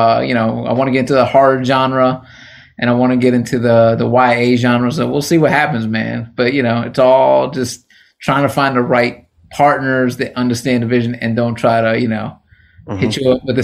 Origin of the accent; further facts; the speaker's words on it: New Rochelle, New York, United States; moved away as an adult; now in Los Angeles, United States; I grew up in New Rochelle